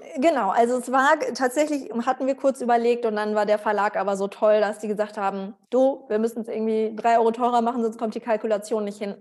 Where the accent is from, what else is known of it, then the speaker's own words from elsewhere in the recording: Germany; wir sind halt alle in Deutschland groß geworden.